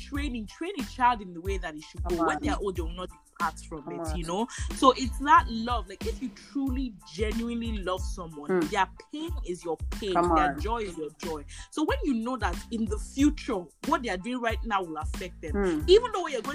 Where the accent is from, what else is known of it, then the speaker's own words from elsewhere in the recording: Nigeria; as a Nigerian